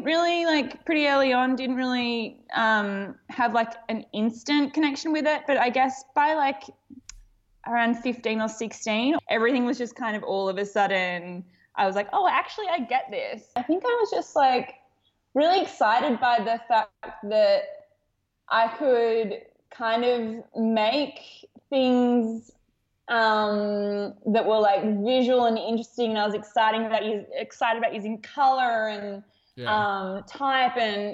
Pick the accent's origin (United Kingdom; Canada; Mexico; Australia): Australia; Melbourne, Victoria; I grew up in Melbourne in Australia.